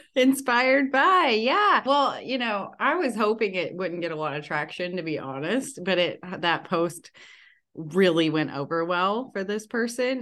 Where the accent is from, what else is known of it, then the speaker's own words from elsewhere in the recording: the South, United States; I'm from the South